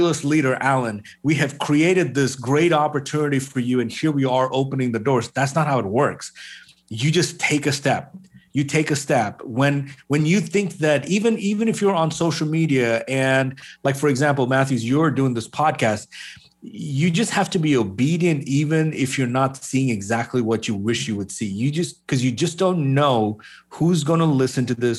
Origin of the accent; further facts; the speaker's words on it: Bahrain; moved away as an adult; also born or lived in Kerala, India; I grew up in the Middle East. I grew up in a place called Bahrain.